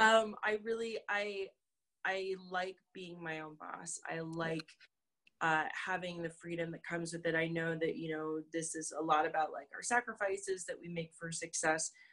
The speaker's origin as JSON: {"language": "English", "region": "North Dakota", "country": "United States", "tie": "born or raised there", "said": "we we grew up in North Dakota."}